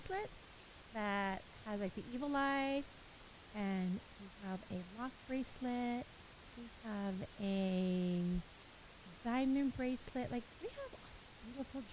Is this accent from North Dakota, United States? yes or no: no; Baldwin Park, California, United States; I grew up in Baldwin Park, now Monty